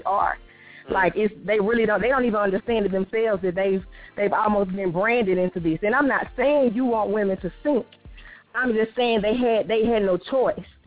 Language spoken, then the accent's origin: English; Mississippi, United States; I'm from Mississippi